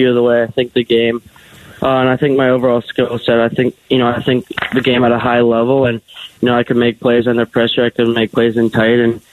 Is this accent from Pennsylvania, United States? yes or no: yes; Pittsburgh, Pennsylvania, United States; growing up in Pittsburgh.